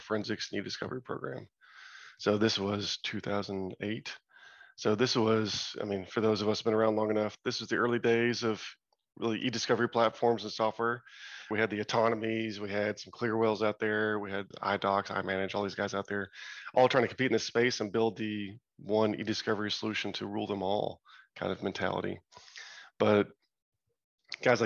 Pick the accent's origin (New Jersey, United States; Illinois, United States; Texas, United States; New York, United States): Texas, United States; Arlington; I grew up in Arlington, Texas. So just a suburb outside of Dallas and Fort Worth